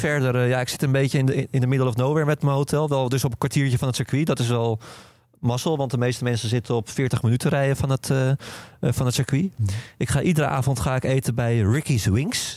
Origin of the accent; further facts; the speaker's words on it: Netherlands; als Nederlander